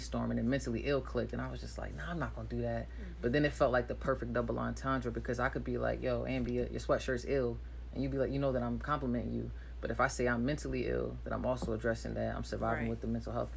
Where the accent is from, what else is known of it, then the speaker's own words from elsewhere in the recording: Hampton, Virginia, United States; I'm from Hampton